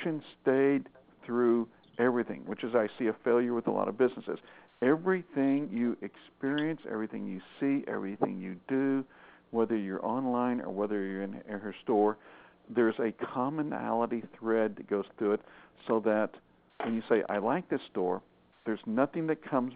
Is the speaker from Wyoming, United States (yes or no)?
no; Arkansas, United States; moved away; I went home to Arkansas, and my hometown is right on the Oklahoma border.